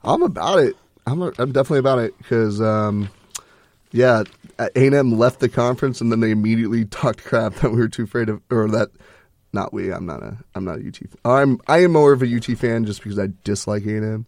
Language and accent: English; Texas, United States; We're, we're from Texas. We're Texas boys